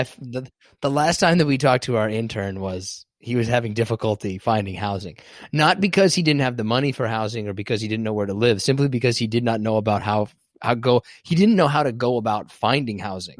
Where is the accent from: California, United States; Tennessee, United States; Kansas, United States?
Kansas, United States; I'm from Kansas